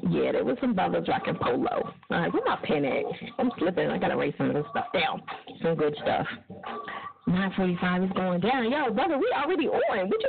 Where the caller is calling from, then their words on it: Fort Lauderdale, Florida, United States; Fort Lauderdale, yes.